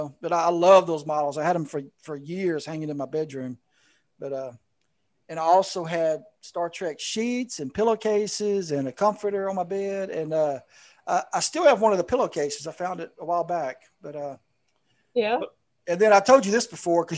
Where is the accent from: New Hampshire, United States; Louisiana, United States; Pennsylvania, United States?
Louisiana, United States; South; I grew up in South Louisiana